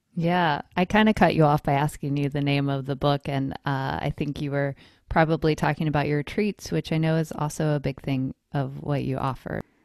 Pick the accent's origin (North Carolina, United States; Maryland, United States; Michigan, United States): North Carolina, United States; moved away as an adult; also born or lived in Colorado; now in East Bay, California, United States; I was born and raised in North Carolina